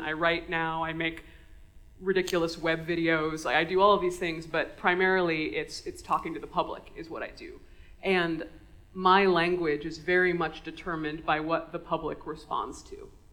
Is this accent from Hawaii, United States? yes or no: yes; Honolulu, Hawaii, United States; I grew up in Honolulu, in Hawaii